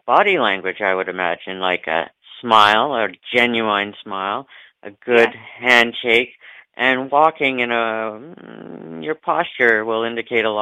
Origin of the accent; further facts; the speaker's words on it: Ontario, Canada; we're all three from the Ontario, Canada area, so we got some good Canadians on the call today